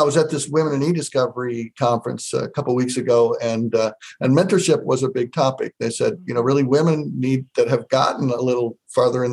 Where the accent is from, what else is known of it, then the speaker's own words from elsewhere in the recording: Iowa, United States; I was born and raised in Iowa